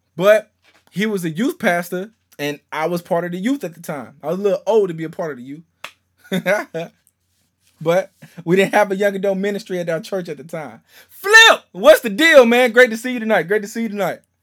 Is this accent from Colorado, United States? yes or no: no; Shreveport, Louisiana, United States; moved away; I'm from Shreveport, Louisiana